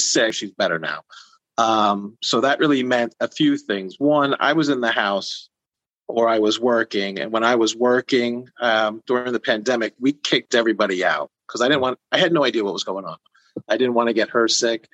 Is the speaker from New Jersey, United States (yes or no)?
yes; New Jersey, United States; I was born in South Jersey until I was seven. I moved up to North Jersey